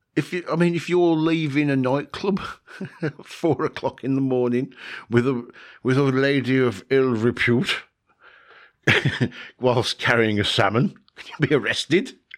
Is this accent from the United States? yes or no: no; United Kingdom; from the good old UK, from my home country uh, that I love.